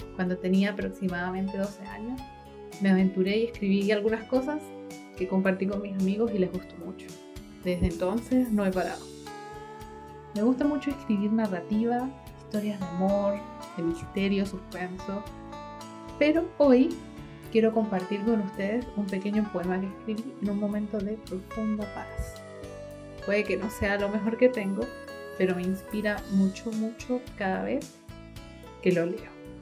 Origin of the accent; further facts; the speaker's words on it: Mérida, Venezuela; now in Concepción, Chile; soy venezolana, merideña que vive hoy en la ciudad de Concepción, en Chile.